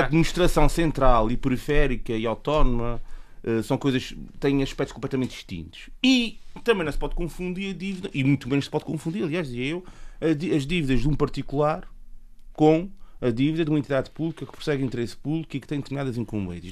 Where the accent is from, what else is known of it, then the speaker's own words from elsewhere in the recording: Terceira, Azores, Portugal; eu, enquanto terceirense, eh, vivo aqui na terceira